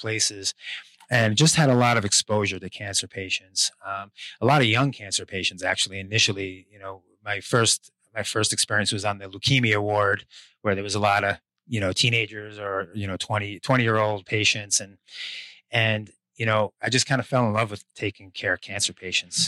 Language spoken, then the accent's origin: English; Long Island, New York, United States; moved away as an adult; also born or lived in Buffalo, New York; now in Central Coast, California, United States; I'm a New Yorker, born and raised, grew up on Long Island